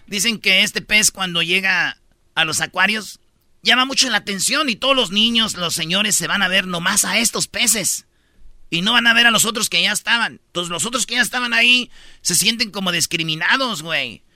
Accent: Mexico; somos mexicanos

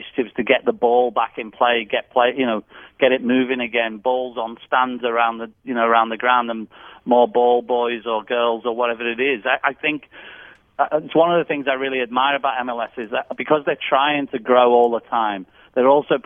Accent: England, United Kingdom; moved away as an adult; now in Nashville, United States; I'm English

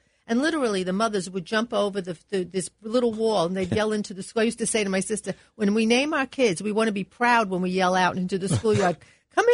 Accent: New York City, New York, United States; I grew up in Dyker Heights, Bensonhurst.

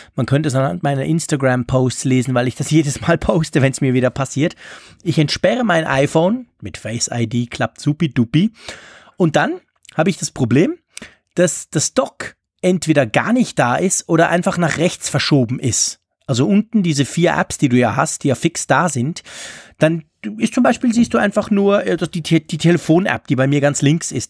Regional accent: Switzerland; accent: Swiss German-accented German; mit meinem komischen ähm, Schweizerdeutsch-Deutsch

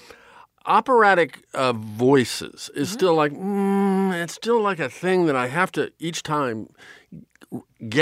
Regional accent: Nebraska, United States; growing up in Nebraska

